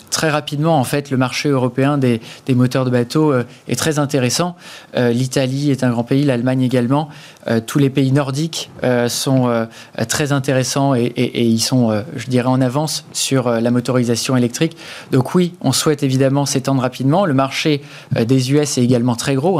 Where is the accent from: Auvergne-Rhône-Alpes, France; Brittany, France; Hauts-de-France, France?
Brittany, France; Breton; en tant que breton et, marin